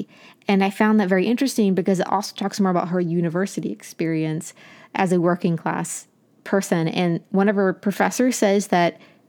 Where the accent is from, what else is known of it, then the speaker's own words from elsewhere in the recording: Appalachia, United States; accent: Appalachian; moved away as an adult; But when I left, I was definitely pressured to lose my Appalachian accent as much as possible because of people saying similar things.